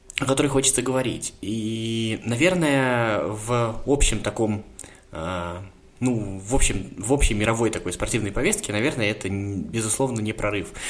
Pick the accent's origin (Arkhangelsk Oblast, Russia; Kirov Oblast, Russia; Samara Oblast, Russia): Samara Oblast, Russia; Samara; я сам из Самары